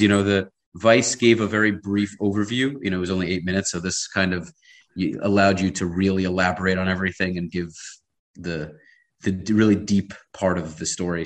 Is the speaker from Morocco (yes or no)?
no; New York City, New York, United States; now in Miami, United States; I'm based in Miami. I grew up in Brooklyn